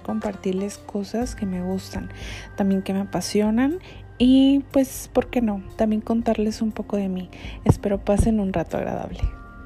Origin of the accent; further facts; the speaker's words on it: Tijuana, Baja California, Mexico; Soy de Tijuana, me encanta ser tijuanense